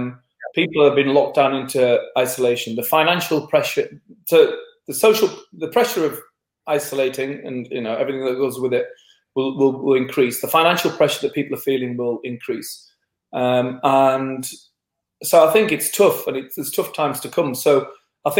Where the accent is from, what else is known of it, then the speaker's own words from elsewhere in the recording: England, United Kingdom; being English